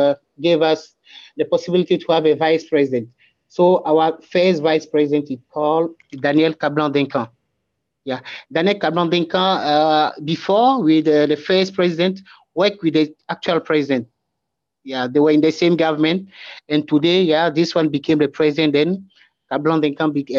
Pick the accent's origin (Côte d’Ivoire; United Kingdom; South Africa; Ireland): Côte d’Ivoire; Aboisso; English is a second language; now in Abidjan, Ivory Coast; I'm from this region of the country called Abuaso. Abuaso is at the eastern part of the country